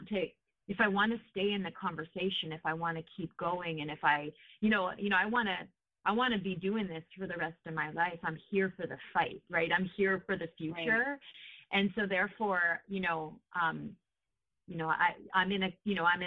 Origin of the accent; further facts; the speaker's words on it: New York, United States; moved away as an adult; now in California, United States; I grew up in New York and concrete